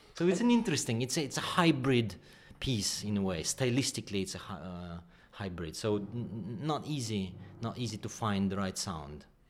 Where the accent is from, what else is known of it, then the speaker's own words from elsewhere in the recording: Kyiv, Ukraine; moved away; also born or lived in England; I was born in Kiev